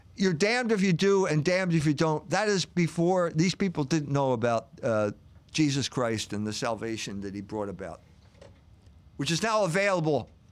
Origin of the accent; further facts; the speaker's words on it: United States; as an American